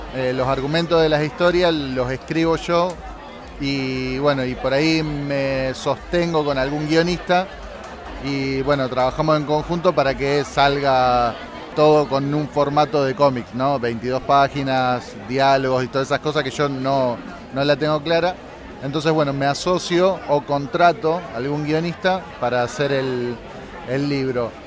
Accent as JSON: {"language": "Spanish", "town": "Rosario", "region": "Santa Fe", "country": "Argentina", "said": "la ciudad de Rosario que es de donde soy yo"}